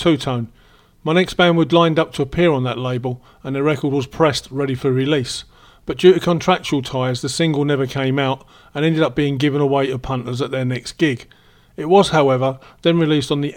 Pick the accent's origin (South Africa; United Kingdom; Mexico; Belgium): United Kingdom; Romford, London; now in Spain; I was born in Romford in Essex and I lived around that area